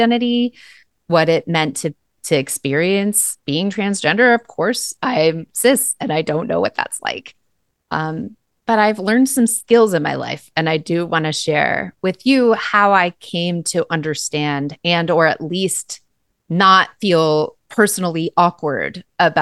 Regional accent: Eugene, Oregon, United States; We grew up together here in Eugene for most of our young lives

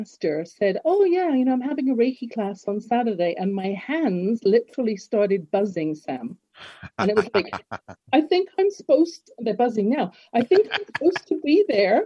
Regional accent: Harrow, London, United Kingdom; moved away as an adult; now in Canada; I'm from Harrow

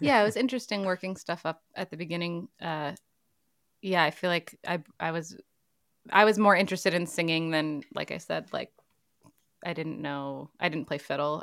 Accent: Lexington, Virginia, United States; also born or lived in Portland, Oregon; now in Durham, United States; I grew up in Virginia, Lexington, Virginia, and both my parents are musicians.

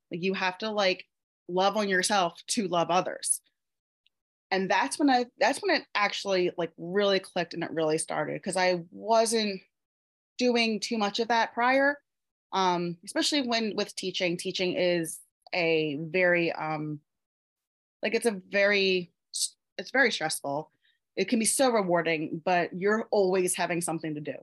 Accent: Pennsylvania, United States; I live in Pennsylvania in the USA, um, born and raised in Pennsylvania.

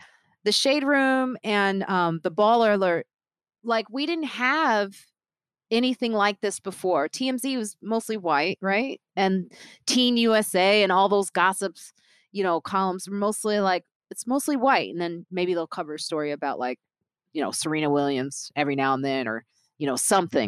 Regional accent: Nigeria; I'm Nigerian

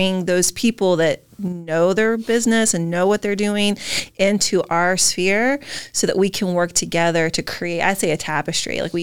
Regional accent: Maine, United States; we're from Maine

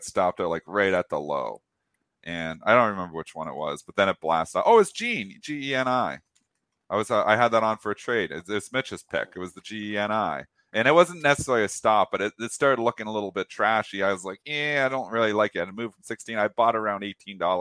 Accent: Leamington, Ontario, Canada; moved away; I was from Leamington

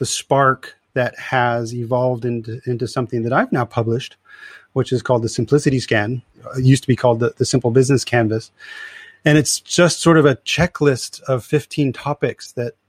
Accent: California, United States; moved away as an adult; also born or lived in Europe; I'm originally from California

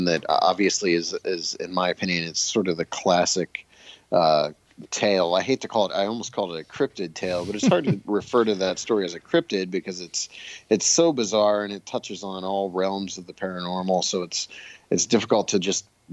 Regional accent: Bolivar, Ohio, United States; born or raised there

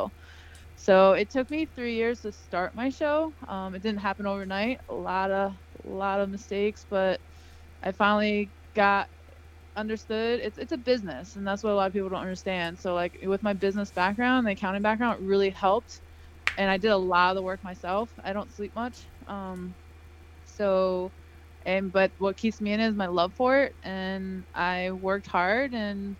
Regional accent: Albany, New York, United States; moved away as an adult; now in Florida, United States; I'm actually from upstate New York. I grew up in Albany, New York

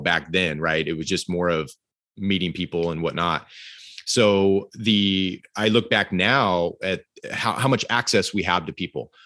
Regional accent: Fresno, California, United States; I came from Fresno, California

